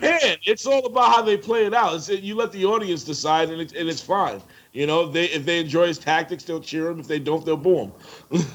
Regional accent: New York City, New York, United States; I'm from the Bronx

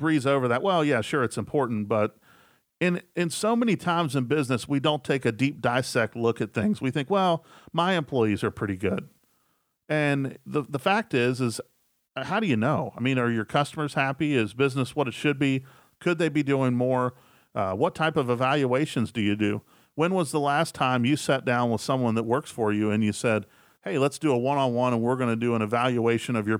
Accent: West Virginia, United States; I'm from West Virginia, and I'm a huge West Virginia Mountaineers fan

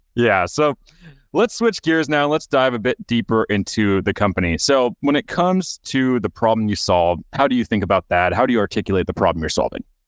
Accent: United States; moved away; also born or lived in Michigan / Wisconsin; when I was growing up, I lived in Michigan, I lived in Wisconsin

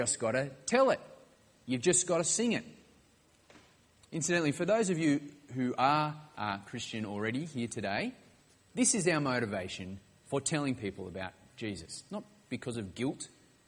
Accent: Wollongong, New South Wales, Australia; I grew up in Wollongong on the south coast of New South Wales.

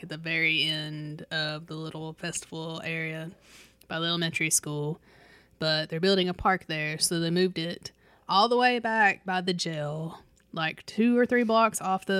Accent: London, Kentucky, United States; London, Kentucky, my hometown

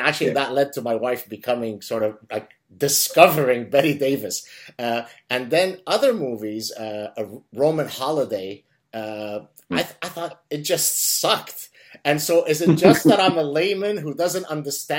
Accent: Lebanon; English is a second language; now in Montreal, Canada; when I was growing up in Lebanon and I didn't speak really English

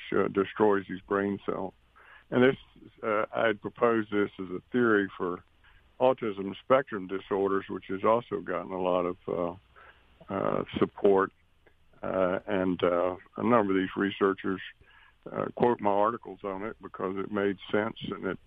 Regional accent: Monroe, Louisiana, United States; moved away as an adult; also born or lived in South Carolina / North Carolina; now in Mississippi, United States; I'm originally from Monroe, Louisiana, and I attended Louisiana State University Medical Center for my medical education.

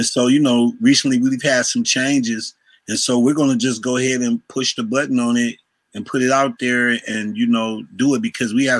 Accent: Cleveland, Ohio, United States; Cleveland, Ohio

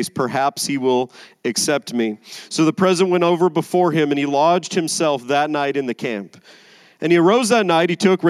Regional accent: Las Vegas, Nevada, United States; I'm from Vegas

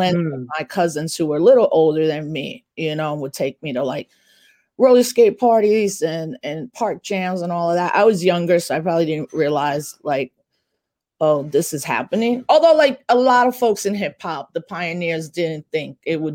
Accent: New York City, New York, United States; I grew up in the Bronx in the 70s

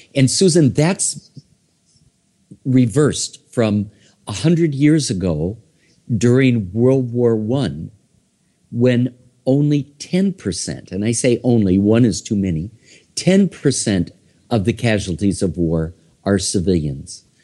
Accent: Iowa, United States; also born or lived in Minnesota; now in New York City, United States; originally, I am from Iowa.

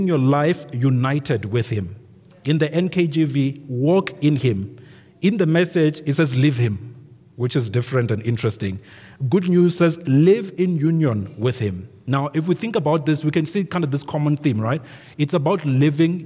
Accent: Venda, Limpopo, South Africa; when we were growing up in Venda

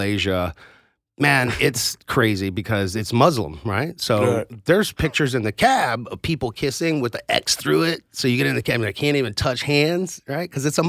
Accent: St. Peters, Missouri, United States; I was born and raised in St. Peter's, man, right out there.

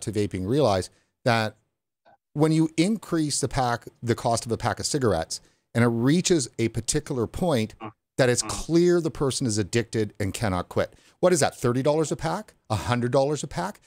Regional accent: Canada; Being in Canadian and from Canada

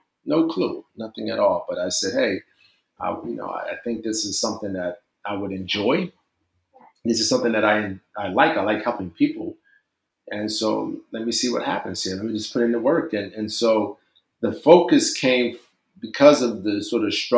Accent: Newark, New Jersey, United States; I'm from Newark, New Jersey. I grew up not too far from Seton Hall University.

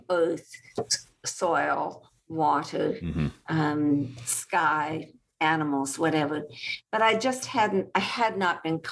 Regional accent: California, United States; one in my life as a Californian

